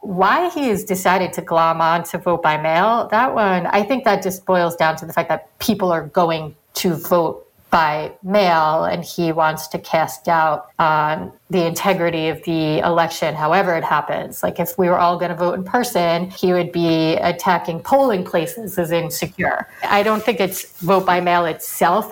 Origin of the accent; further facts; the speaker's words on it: United States; I'm from New York